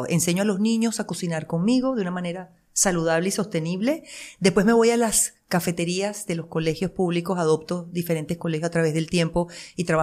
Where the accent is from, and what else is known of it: Venezuela; accent: Venezuelan; moved away as an adult; also born or lived in Miami, United States / Las Vegas, United States; now in United States